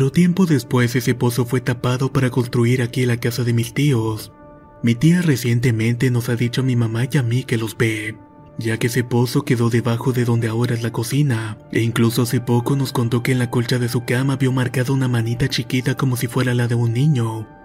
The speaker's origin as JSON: {"language": "Spanish", "region": "Veracruz", "country": "Mexico", "said": "soy de Veracruz."}